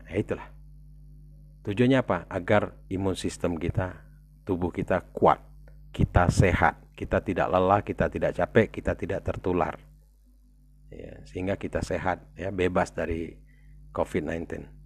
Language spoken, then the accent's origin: Indonesian; South Sumatra, Indonesia; kalau orang daerah ya atau kita kita semualah kita di Sumatera Selatan berpikir saya mau ke Jakarta deh mau lihat-lihat gitu loh